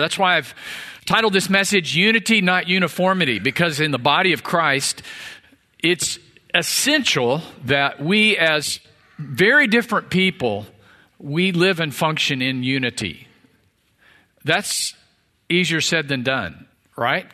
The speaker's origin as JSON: {"language": "English", "region": "Missouri", "country": "United States", "tie": "born or raised there", "moved": "yes", "lives_now": "Texas, United States", "said": "I was born in Missouri"}